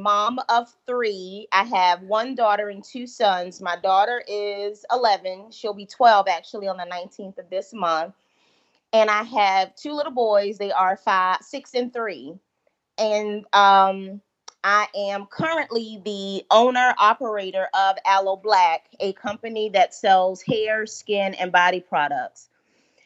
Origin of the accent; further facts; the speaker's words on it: Holly Hill, South Carolina, United States; also born or lived in Georgetown, South Carolina; from Holly Hill, South Carolina